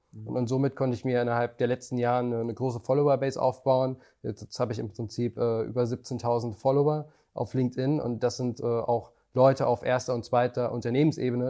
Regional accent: Germany; als Deutscher

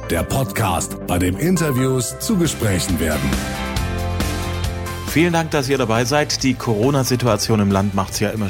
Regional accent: Zwickau, Saxony, Germany; die ich 1983 natürlich verpasst habe in meiner Heimatstadt Zwickau

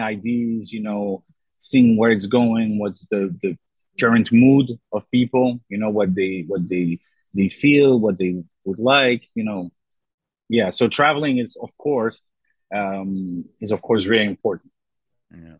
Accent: Brussels, Brussels-Capital Region, Belgium; now in Thessaloniki, Greece; I'm actually from Brussels, Belgium

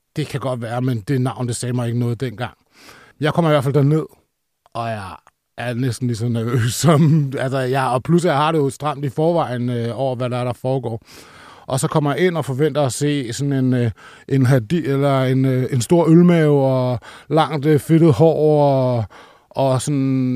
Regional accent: Roskilde, Zealand, Denmark; jeg er som sagt fra Roskilde

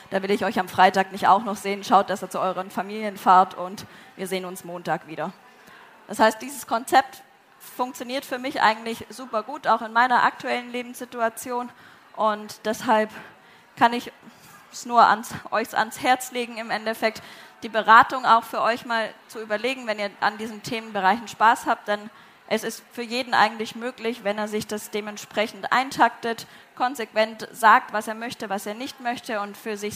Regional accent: Southern Germany, Germany; now in Braunschweig, Germany; ich komme ursprünglich aus Süddeutschland, bin dann als allererstes nach Wolfsburg gezogen

